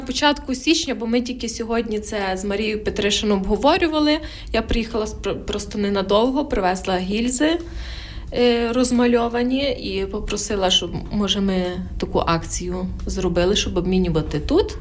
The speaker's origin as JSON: {"language": "Ukrainian", "region": "Khmelnytskyi Oblast", "country": "Ukraine", "said": "я теж з Хмельницької області"}